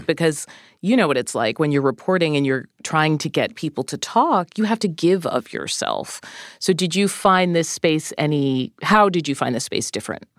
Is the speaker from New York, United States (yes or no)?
no; outside of Boston, Massachusetts, United States; I grew up outside of Boston